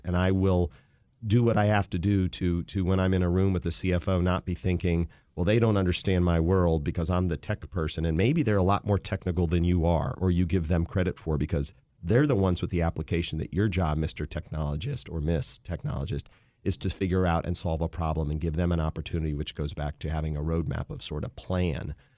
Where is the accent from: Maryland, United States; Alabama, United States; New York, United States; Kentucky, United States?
Maryland, United States; Wheaton; also born or lived in Philadelphia, Pennsylvania / Washington, D.C.; I grew up in the D M V in a town called Wheaton, Maryland